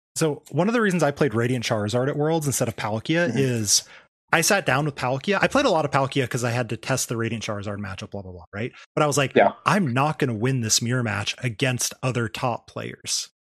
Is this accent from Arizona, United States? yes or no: yes; Arizona, United States; now in Washington, United States; I grew up in Arizona where everything's spicier than it is up here.